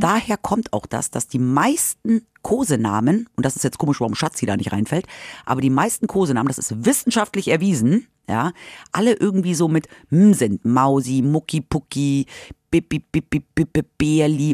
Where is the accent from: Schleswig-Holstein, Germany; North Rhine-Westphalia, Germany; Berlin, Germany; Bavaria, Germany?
Bavaria, Germany; Munich; moved away as an adult; now in Hanover, Germany; ich komme ja aus München